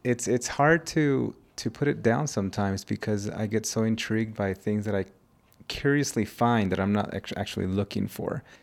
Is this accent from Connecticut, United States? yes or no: no; California, United States; now in Mexico; an immigrant growing up in the United States. I moved to the United States when I was one